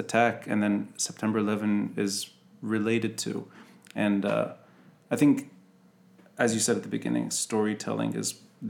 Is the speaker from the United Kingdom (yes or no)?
no; Beirut, Beirut Governorate, Lebanon; I grew up in West Beirut.